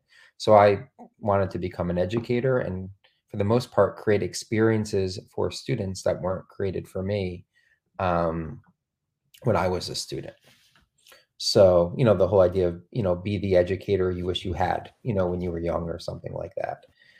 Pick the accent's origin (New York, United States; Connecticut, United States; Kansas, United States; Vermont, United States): Connecticut, United States; Trumbull; I was one of those students, growing up in Trumbull, Connecticut.